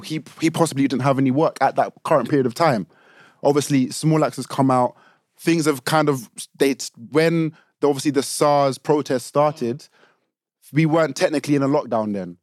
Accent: United Kingdom; as a black British

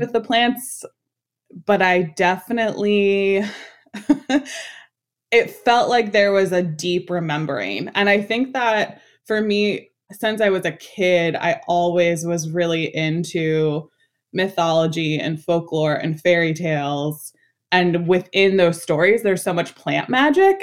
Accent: New York City, New York, United States; I was born and raised in Washington Heights

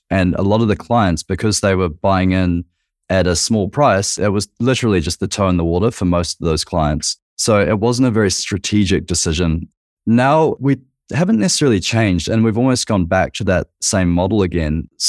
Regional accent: New Zealand; now in Australia; I'm a Kiwi.

